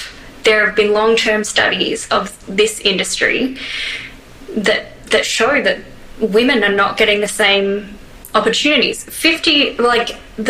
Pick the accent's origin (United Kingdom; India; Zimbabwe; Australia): Australia; I'm saying this from Australia, from an Australian perspective.